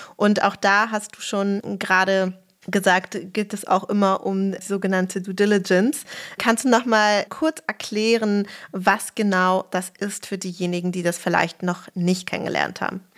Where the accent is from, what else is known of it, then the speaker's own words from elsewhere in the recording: Berlin, Germany; ich bin ja auch Berlinerin